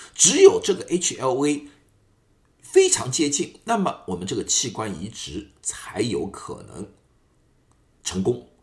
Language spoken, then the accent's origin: Chinese; China; 我们中国人无症状的概率更加高一点